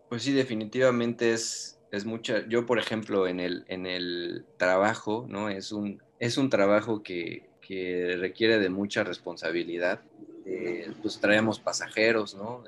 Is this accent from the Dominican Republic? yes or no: no; Mexico; Yo vivo, nosotros somos de México